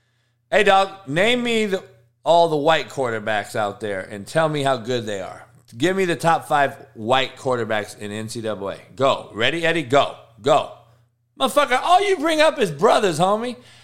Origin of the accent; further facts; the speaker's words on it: Compton, California, United States; I'm from Compton, homie.